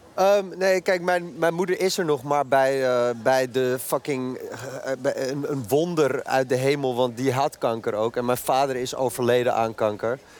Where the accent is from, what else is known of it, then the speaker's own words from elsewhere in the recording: Amsterdam, North Holland, Netherlands; ik uit Noord kom en daar gewoon op de basis... gewoon de middelbare school op gezeten